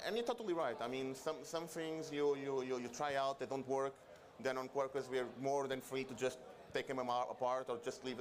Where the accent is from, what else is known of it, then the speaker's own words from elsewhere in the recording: Venezuela; now in Portugal; I'm from Venezuela. I live in Portugal